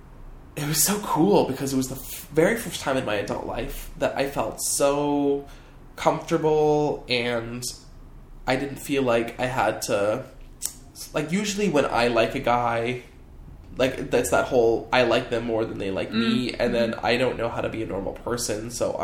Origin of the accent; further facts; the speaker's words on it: Canada; I'm Canadian.